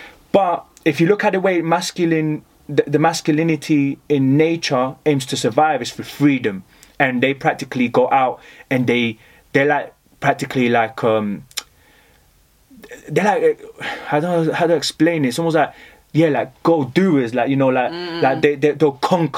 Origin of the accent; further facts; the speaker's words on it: Colombia; I guess my roots, I'm from Colombia